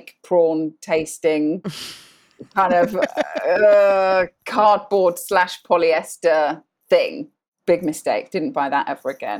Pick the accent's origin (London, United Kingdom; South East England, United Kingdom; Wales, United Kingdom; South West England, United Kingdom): South East England, United Kingdom; Sandhurst; moved away as an adult; now in Bahrain; I grew up from around the age of four. We lived in Sandhurst in Berkshire